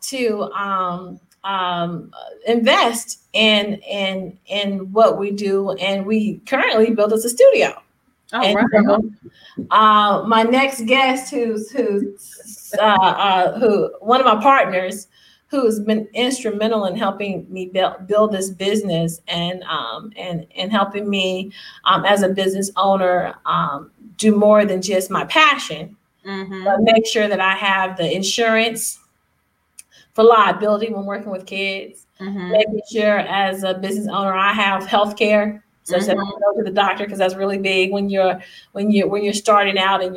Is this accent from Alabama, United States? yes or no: yes; Alabama, United States; now in Raleigh, United States; I come from Alabama